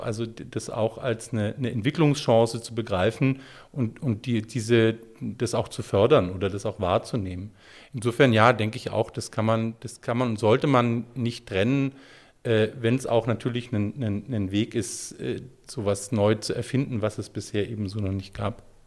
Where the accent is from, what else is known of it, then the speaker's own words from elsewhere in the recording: Stuttgart, Baden-Württemberg, Germany; Stuttgarter, der auch damals in Stuttgart gelebt hat